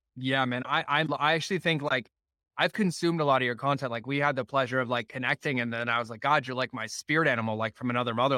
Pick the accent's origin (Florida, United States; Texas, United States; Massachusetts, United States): Massachusetts, United States; Foxborough; I grew up in New England, right? I was in, Fo- I actually was in Foxborough growing up